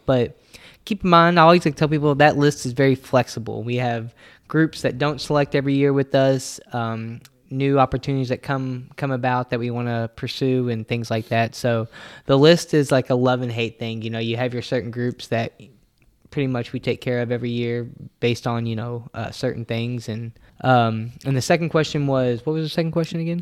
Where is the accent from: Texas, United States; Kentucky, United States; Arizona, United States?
Kentucky, United States; Louisville; me and Nick were city boys. We grew up here in Louisville, Kentucky.